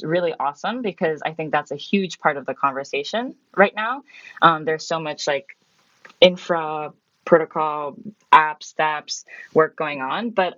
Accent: Myanmar; also born or lived in Japan; So I grew up abroad. So I'm Japanese, and I grew up in Myanmar.

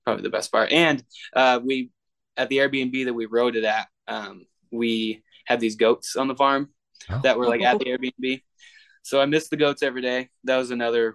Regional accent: upstate New York, United States; my hometown, upstate New York

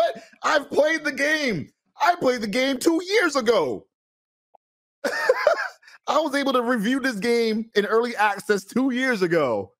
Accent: Boston, Massachusetts, United States; now in California, United States; So I'm from Boston. I moved out to California for my wife's work.

